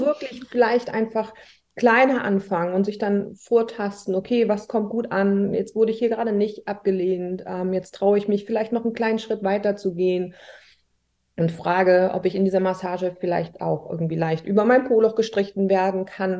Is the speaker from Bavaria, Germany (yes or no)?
no; Hamburg, Germany; ich komme aus Hamburg und arbeite auch hier